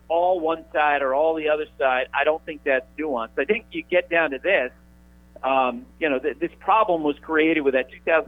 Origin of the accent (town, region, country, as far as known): Randolph Center, Vermont, United States; moved away